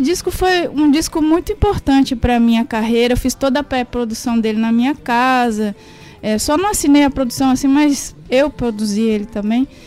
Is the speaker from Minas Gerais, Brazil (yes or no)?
yes; Caetanópolis, Minas Gerais, Brazil; sou mineira, na, é, nasci em Caetanópolis, que é a cidade de … também. E a cidade é uma cidade pobre, minha família é uhum. é pobre, então teve muita, tive muita dificuldade